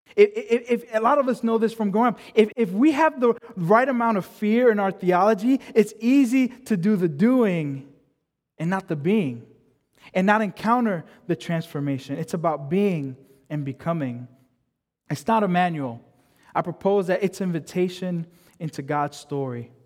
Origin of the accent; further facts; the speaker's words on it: United States; I'm a first generation kid, so I was born in the States. My parents were born in the Dominican Republic.